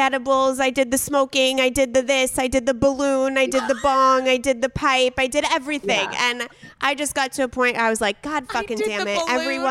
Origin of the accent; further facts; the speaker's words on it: San Diego, California, United States; I'm in San Diego. She's in LA, but we grew up in San Diego together